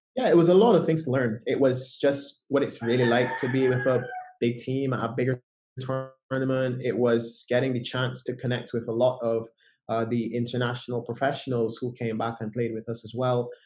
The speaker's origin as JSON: {"language": "English", "country": "Barbados", "tie": "born or raised there", "said": "growing up in Barbados"}